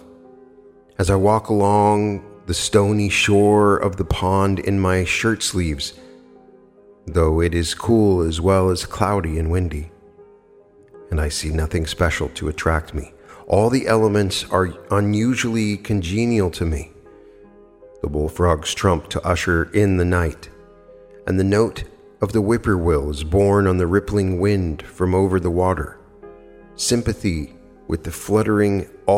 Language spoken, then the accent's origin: English; Wyoming, United States; I come from Wyoming, and so I was taught how to hunt at a very young age